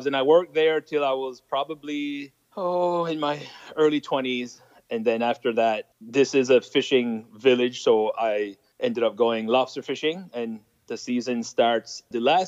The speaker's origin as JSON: {"language": "English", "town": "Wedgeport", "region": "Nova Scotia", "country": "Canada", "tie": "born or raised there", "accent": "French", "first_language": "French", "second_language": "English", "said": "I just come from a very small village in Wedgeport, Nova Scotia, Canada"}